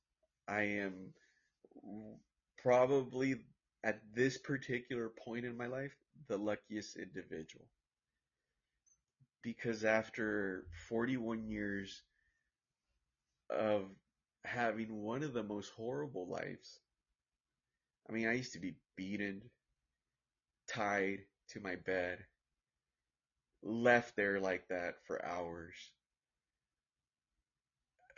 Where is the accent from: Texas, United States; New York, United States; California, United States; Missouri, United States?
California, United States; Orange; I'm from United States of America. I'm from Orange, California